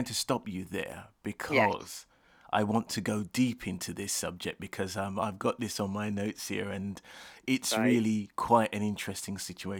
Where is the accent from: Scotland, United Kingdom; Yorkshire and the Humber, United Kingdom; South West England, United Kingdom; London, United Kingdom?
London, United Kingdom; first language Jamaican Patois; I'm from Lewisham, so I know where Bermondsey is. So at the end, I'm from South London as well.